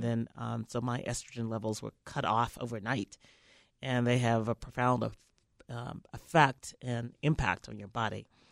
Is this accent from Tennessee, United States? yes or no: yes; Memphis, Tennessee, United States; I grew up in Memphis